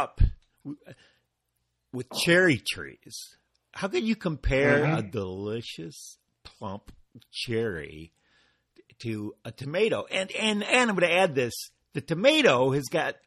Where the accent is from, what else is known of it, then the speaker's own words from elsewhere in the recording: Detroit, Michigan, United States; the Murder City where you and I were born, Detroit.